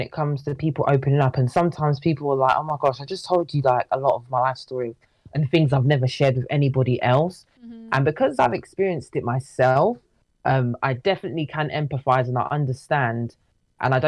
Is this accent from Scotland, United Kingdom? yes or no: no; London, United Kingdom; We're both from London, Southeast London, to be exact